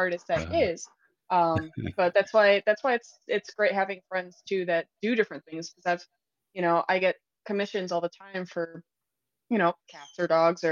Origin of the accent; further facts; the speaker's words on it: Chicago, Illinois, United States; I'm from the Chicagoland area